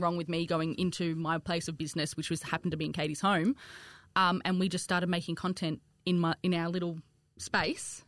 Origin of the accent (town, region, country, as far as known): Australia; accent: bogan twang